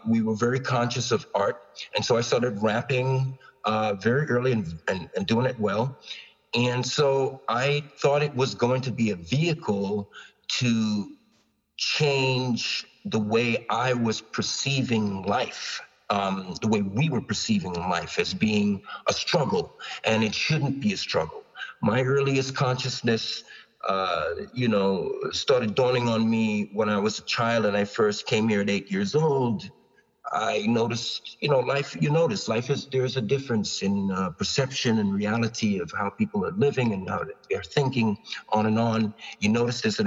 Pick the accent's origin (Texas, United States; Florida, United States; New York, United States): New York, United States; also born or lived in Long Island / Toronto; I was from New York